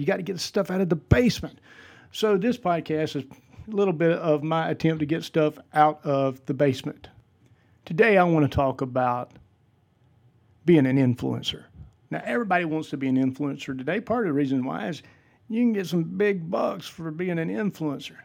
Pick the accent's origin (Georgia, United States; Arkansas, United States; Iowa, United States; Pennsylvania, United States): Georgia, United States; Vidalia; moved away as an adult; now in West Georgia, United States; I am originally from Vidalia, Georgia. I'm currently living in the West Georgia area